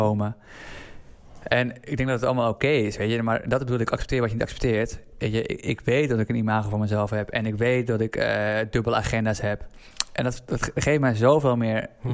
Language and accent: Dutch; Assendelft, North Holland, Netherlands; uit Assen-Delft, waar ik ben opgegroeid